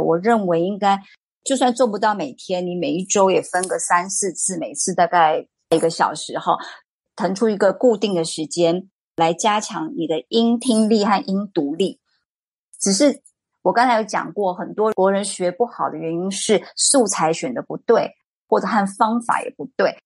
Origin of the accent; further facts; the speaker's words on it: Taiwan; 因为台湾并没有像非洲和东南亚这边的国家变成殖民地。所以这造成我们世世代代并不会自然而然的就会使用第二外语